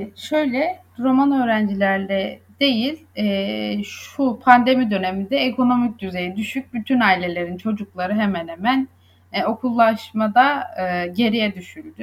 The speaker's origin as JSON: {"language": "Turkish", "town": "Söke", "region": "Aydın", "country": "Turkey", "tie": "born or raised there", "moved": "as an adult", "lives_now": "Izmir, Turkey", "said": "Aydınlıyım aslen. Söke'de doğdum. İlkokul ve ortaokulu, liseyi Söke'de tamamladım."}